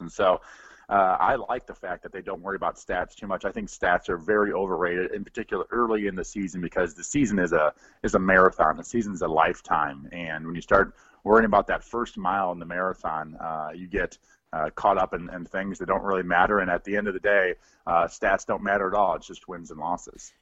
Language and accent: English; Midwest, United States; I grew up in the Midwest